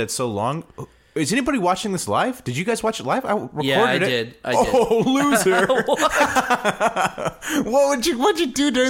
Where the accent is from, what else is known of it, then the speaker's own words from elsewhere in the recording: Huntington Beach, California, United States; I grew up in Huntington Beach where the weather was beautiful all the time.